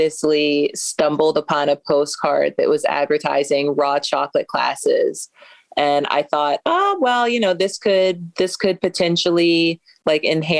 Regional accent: Baltimore, Maryland, United States; also born or lived in Indiana; Baltimore is where I'm from. I went to school out in Indiana. I went to Indiana University for undergrad, came right back home and been here ever since

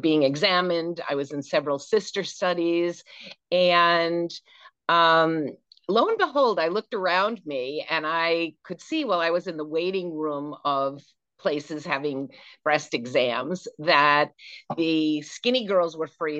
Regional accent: Manchester, New Hampshire, United States; moved away as an adult; also born or lived in Boston, Massachusetts / Vermont / Connecticut; I grew up in Manchester, New Hampshire

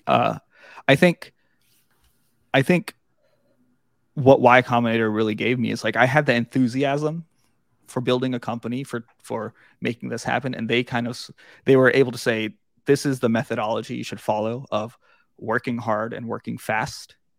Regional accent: Suffolk, Virginia, United States; I grew up in Suffolk

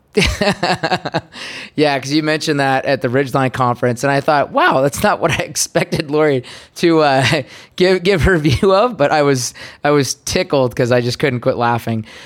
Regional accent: United States; as an American

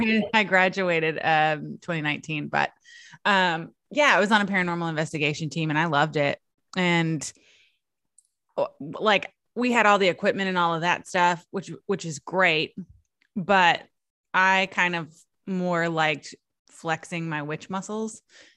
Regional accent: southeast coast of Virginia, United States; I grew up in Virginia, southeast coast of Virginia.

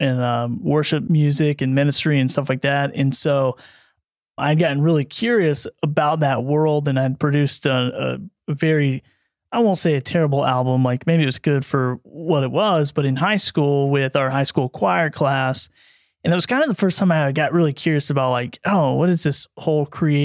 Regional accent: Bristol, United States; also born or lived in St. Louis; went back to my hometown, and at that time was Bristol, Tennessee, Virginia

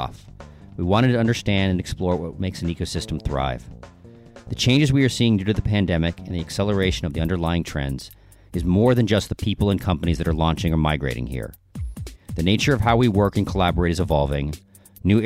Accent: Southern California, United States; moved away as an adult; now in Austin, United States; Born and raised in Southern California

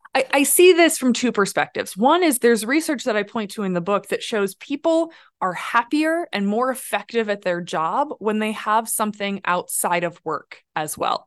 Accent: Midwest, United States; moved away; I grew up in the Midwest raised by a grandmother

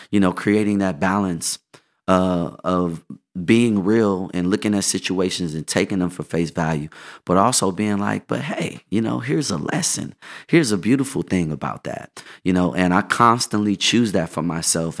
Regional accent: Inglewood, California, United States; also born or lived in Los Angeles; I was in Inglewood and then I moved to L

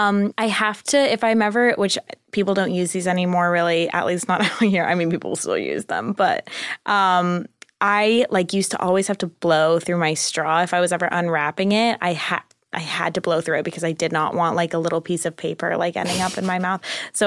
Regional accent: California, United States; Orange County.

